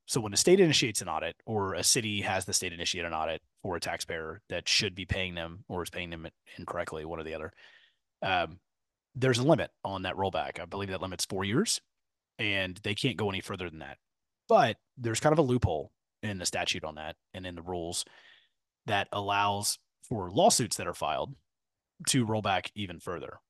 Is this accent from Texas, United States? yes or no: yes; Katy, Texas, United States; I grew up in Katy